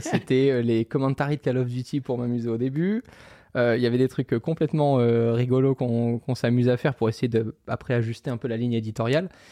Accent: Monaco; j'ai grandi à Monaco, donc dans un pays qui fait deux virgule cinq kilomètres carrés

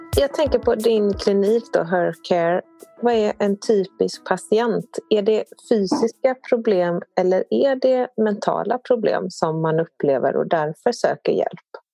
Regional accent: Sweden; som svensk så har vi liksom matats under rätt lång tid

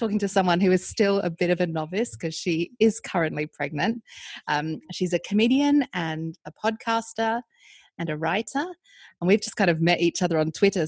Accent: Australia; moved away; I'm from Australia

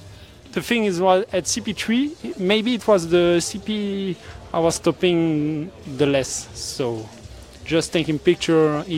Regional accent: Belgium; also born or lived in south of France; now in France; I'm from Belgium, living in south of France now.

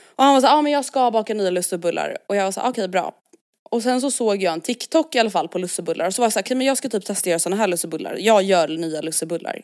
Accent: Stockholm, Stockholm County, Sweden; vi är uppvuxna i Stockholm

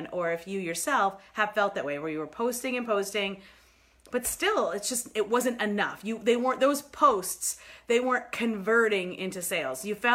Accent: New York, United States; moved away; I'm from New York originally

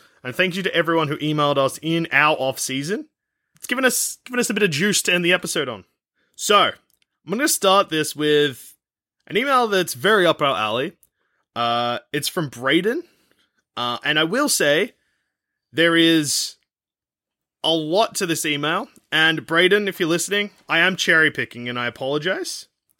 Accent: Geelong, Victoria, Australia; now in Edinburgh, United Kingdom; Fuck, I'm in Edinburgh from Geelong.

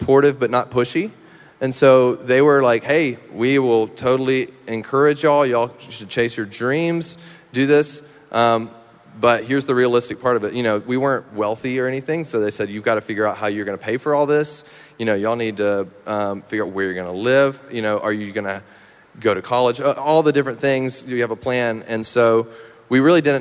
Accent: Meridian, Mississippi, United States; moved away; In my hometown, yep, Meridian

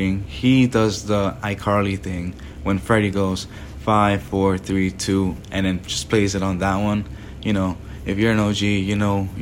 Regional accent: Sunrise, Florida, United States; also born or lived in Peru / Tampa, Florida; Then I moved to Sunrise

